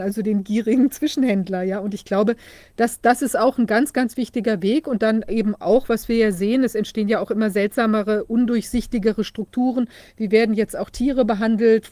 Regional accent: Mecklenburg-Vorpommern, Germany; bei uns in Mecklenburg

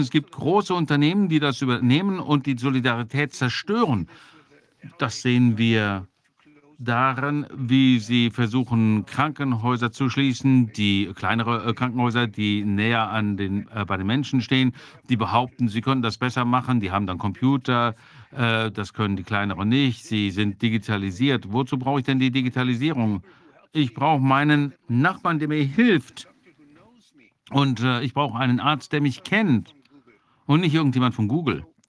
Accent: Germany; ich bin ja auch Deutscher

